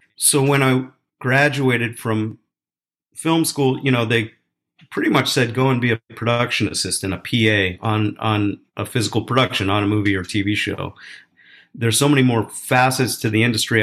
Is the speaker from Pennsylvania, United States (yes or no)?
yes; Philadelphia, Pennsylvania, United States; I grew up in Philadelphia